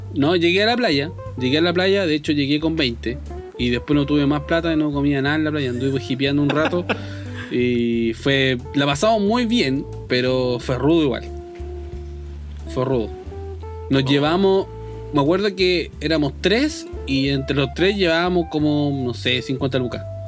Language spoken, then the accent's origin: Spanish; Chile; toda la gente que, que vive en nuestro país